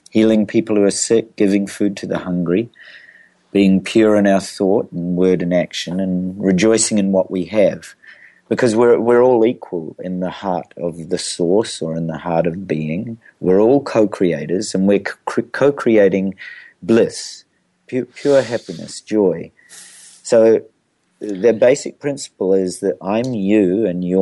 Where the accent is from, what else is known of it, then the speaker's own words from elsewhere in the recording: New Zealand; I'm a New Zealander